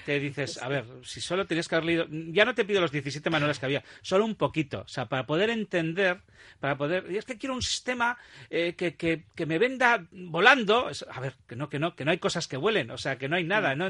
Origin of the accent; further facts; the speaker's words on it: Basque Country, Spain; los vascos sabemos